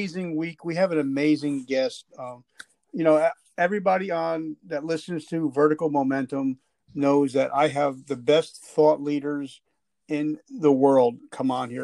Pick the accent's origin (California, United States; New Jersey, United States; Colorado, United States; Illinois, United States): New Jersey, United States; I'm from New Jersey